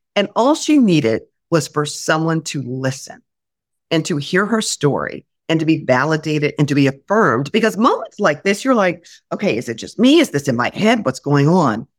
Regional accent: Indianapolis, Indiana, United States; moved away; also born or lived in Oklahoma City / Worcester, Massachusetts / Grand Rapids, Michigan; I went to Indianapolis, my hometown

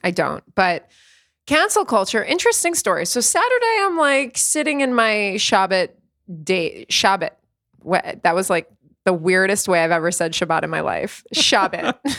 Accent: East Coast of the United States, United States; moved away as an adult; now in Tel Aviv, Israel; I grew up on the East Coast of the States, and then here we're on the West Coast.

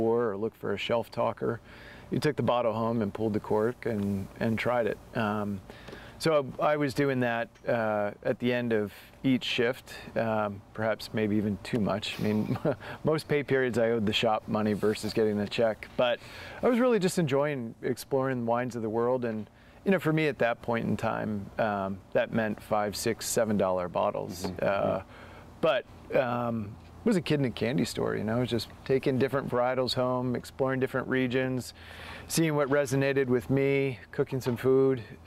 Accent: United States; also born or lived in Delaware / Maryland / upstate New York / Dundee, Oregon; now in Oregon, United States; I grew up on the East Coast in Delaware and Maryland

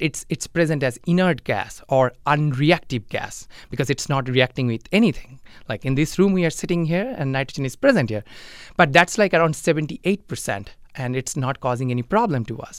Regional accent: India; moved away as an adult; now in Mankato, United States; I am originally from India and I'm originally from a, a small village back in India.

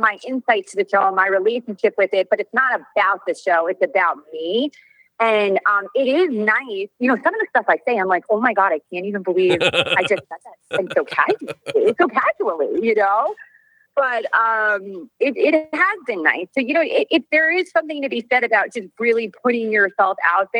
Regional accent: New York, United States; now in Orange County, United States; it's just the way I was brought up. I'm like a New Yorker

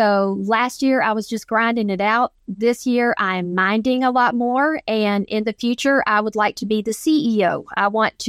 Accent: Georgia, United States; I'm from Georgia. I am a woman. There, I was taught that there are no boundaries

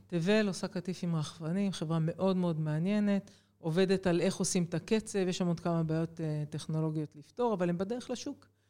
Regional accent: Jerusalem, Jerusalem District, Israel; moved away as an adult; also born or lived in Haifa; אני אה, ילידת ירושלים, אחת מארבעה ילדים, מספר שתיים ברביעייה הזו, ו... בעצם החיים שלי התחילו בשכונת קטמון בירושלים

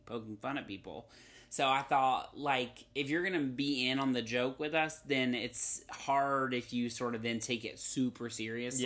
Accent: North Carolina, United States; now in Los Angeles, United States; I grew up in North Carolina where the humidity is on another level

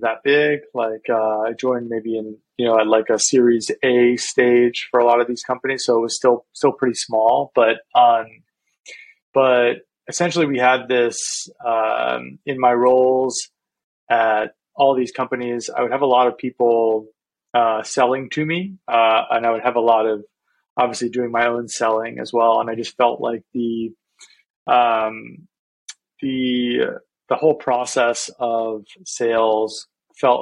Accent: New York, United States; I'm from New York. And that's actually where I am today

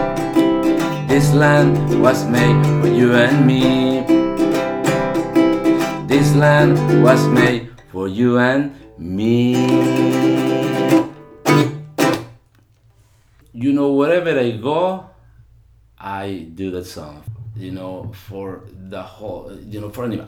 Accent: El Salvador; moved away; growing up in El Salvador

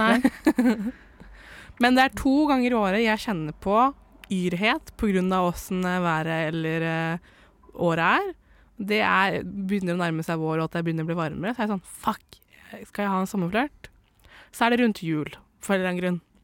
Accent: Indre Østfold, Norway; jeg er fra Indre Østfold

